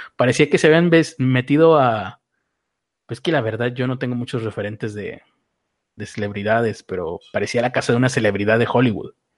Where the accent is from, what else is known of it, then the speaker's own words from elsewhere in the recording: Mexico; como mexicano